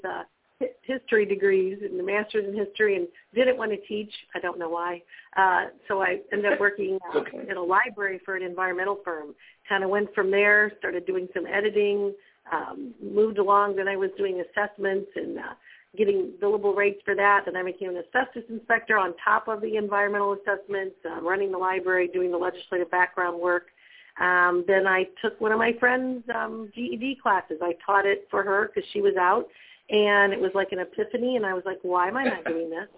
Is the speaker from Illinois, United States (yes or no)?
yes; Granite City, Illinois, United States; I grew up in Granite City.